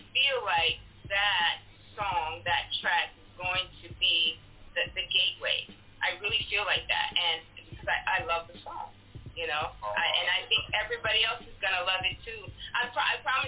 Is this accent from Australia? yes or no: no; Frankfurt, Hesse, Germany; moved away; I lived in Frankfurt. I was born in Frankfurt, Germany.